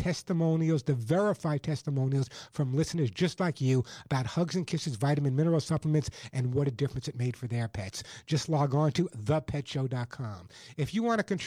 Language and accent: English; Oceanside, New York, United States; moved away; I grew up on Long Island and Oceanside